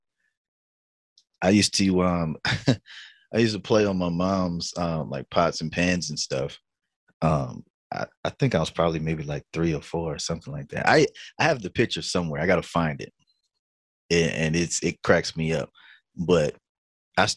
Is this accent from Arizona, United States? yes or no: no; Butner, North Carolina, United States; I'm from Butner, North Carolina. That's Granville County